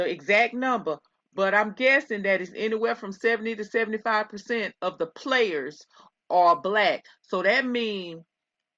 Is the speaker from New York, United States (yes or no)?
no; Texas, United States; I'm from Texas